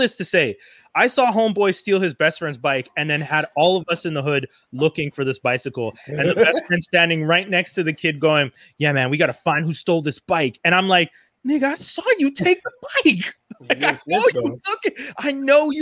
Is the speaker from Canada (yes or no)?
yes; Montreal, Quebec, Canada; growing up in Cote d'Neige